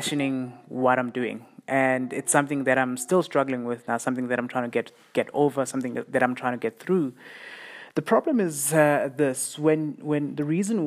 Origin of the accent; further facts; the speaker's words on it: Siyabuswa, Mpumalanga, South Africa; the township I grew up in here in South Africa. It's called Siyabuswa